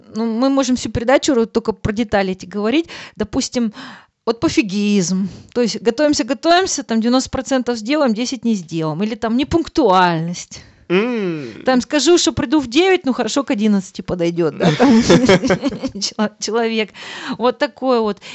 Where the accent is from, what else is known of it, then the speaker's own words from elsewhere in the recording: Russia; now in Germany; я говорю из России